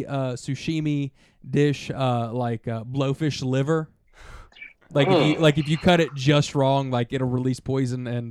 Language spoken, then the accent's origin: English; United States; I was obviously being an American man in an American tournament